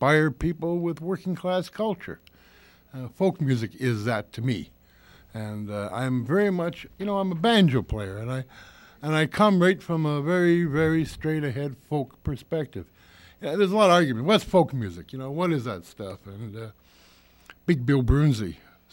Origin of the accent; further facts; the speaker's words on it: Toronto, Ontario, Canada; I didn't grow up in Winnipeg. That's a mythology. I'm a Torontonian. I grew up in Spadina riding